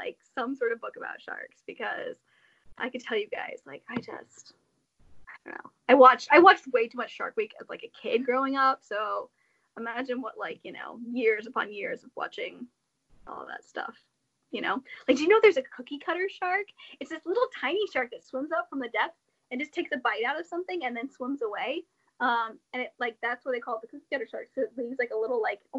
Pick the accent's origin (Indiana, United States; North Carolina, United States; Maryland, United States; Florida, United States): Indiana, United States; being born and raised in the Hoosier State